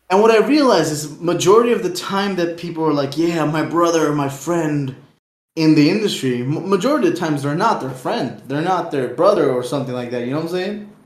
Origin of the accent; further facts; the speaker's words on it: Aruba; we come from Aruba